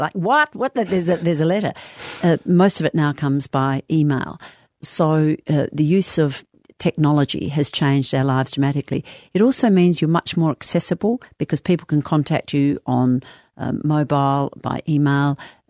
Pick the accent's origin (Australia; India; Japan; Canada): Australia; Adelaide, South Australia; now in Perth, Australia; Yes, how since 1983. I came from Adelaide in 1983.